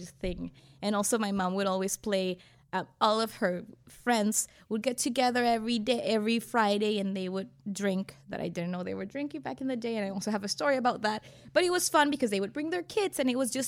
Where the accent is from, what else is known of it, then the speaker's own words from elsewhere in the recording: Venezuela; moved away as an adult; now in United States; I'm from Venezuela. I grew up in Venezuela. I was raised in Venezuela. I moved in the United States 7 years ago